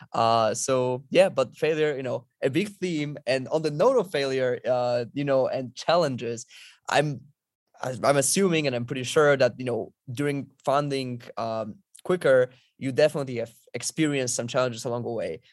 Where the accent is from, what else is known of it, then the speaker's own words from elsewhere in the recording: Poland; moved away as an adult; also born or lived in Princeton, United States; I'm originally from Poland. I lived in Europe throughout the entirety of my life